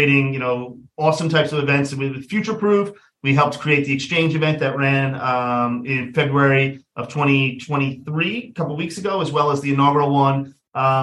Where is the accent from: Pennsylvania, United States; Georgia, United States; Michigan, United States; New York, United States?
New York, United States; Westchester, outside New York City, United States; moved away as an adult; also born or lived in Albany, New York / San Francisco, California; I grew up outside of New York City, in Westchester